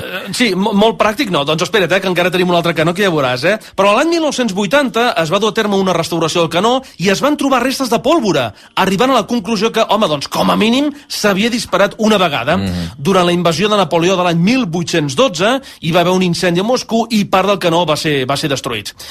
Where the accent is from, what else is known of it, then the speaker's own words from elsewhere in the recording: Sabadell, Catalonia, Spain; Els, els que som de Sabadell